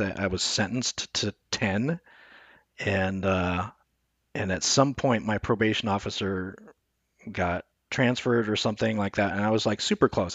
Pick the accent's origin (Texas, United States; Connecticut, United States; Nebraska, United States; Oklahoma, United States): Nebraska, United States; Omaha; I was born in Nebraska